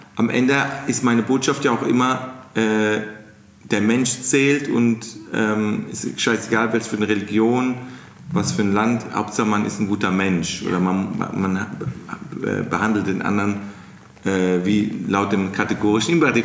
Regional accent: Mannheim, Baden-Württemberg, Germany; accent: Kurpfälzisch; dass ich aus Mannheim bin und ich diesen Dialekt nicht rauskriege

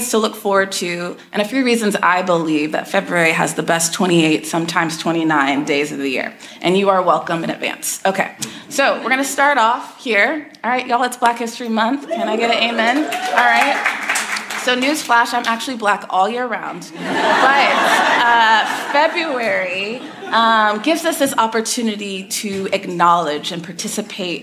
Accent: Texas, United States; I grew up in Texas

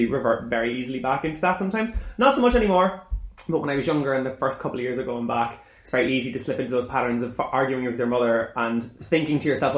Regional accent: Ireland; moved away; until I moved away from Ireland

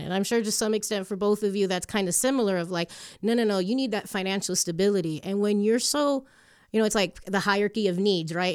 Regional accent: Hialeah, Florida, United States; first language English; moved away as an adult; also born or lived in Chicago; now in Colorado, United States; we got super spoiled growing up in Miami, in Hialeah particularly

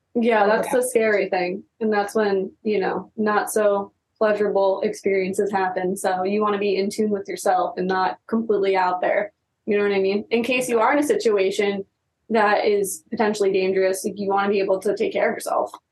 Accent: East Coast, United States; now in California, United States; we're from the East Coast

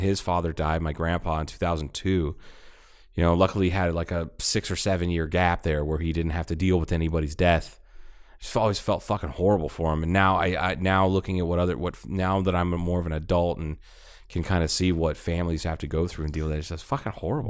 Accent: Ohio, United States; also born or lived in Tucson, Arizona; It was right after we moved from Tucson to Ohio

